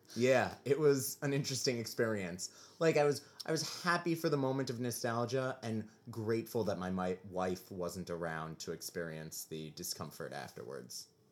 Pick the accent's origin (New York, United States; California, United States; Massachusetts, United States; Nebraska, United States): New York, United States; growing up as a New Yorker